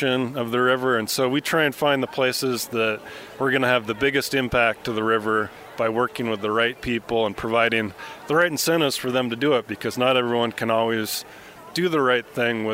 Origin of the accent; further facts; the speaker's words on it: Missoula, Montana, United States; I grew up in Missoula, and the Clark Fork was a part of my childhood since I was a week old.